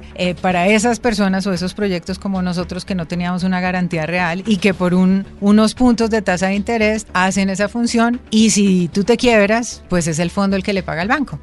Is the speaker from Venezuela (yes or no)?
no; Colombia